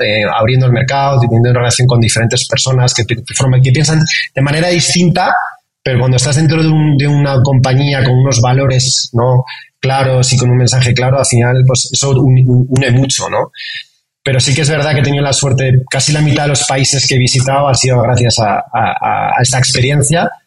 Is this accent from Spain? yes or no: yes; Madrid, Community of Madrid, Spain; moved away as an adult; now in Mexico; yo nací cerca del Bernabéu. Me siento, es que me siento madrileño muy, muy orgulloso